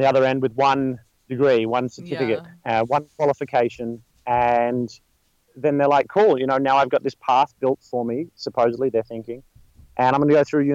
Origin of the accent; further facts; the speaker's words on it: Melbourne, Victoria, Australia; moved away as an adult; now in Los Angeles, United States; I'm from Australia. I was born in Melbourne, Australia, and moved out here almost a couple of years ago now